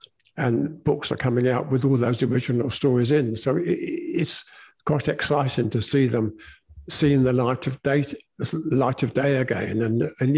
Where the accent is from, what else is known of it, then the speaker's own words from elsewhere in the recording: St Albans, East of England, United Kingdom; St Albans City Football Club, which is where I was born and bred in St Albans